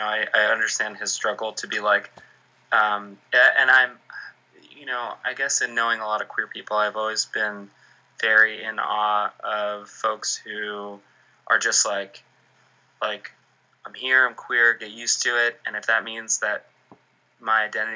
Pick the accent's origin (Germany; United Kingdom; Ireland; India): Ireland; And also because, like, we're Irish, so we don't talk about anything. That's our culture.